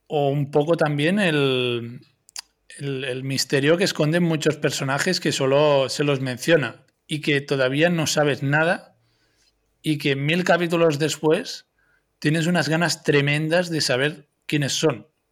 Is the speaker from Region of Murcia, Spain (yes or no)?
no; Catalonia, Spain; los que somos de Cataluña